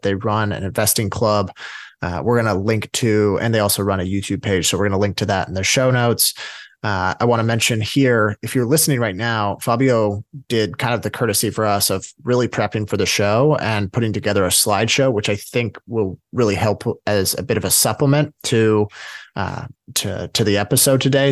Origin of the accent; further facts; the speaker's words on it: West Coast, United States; we're from the West Coast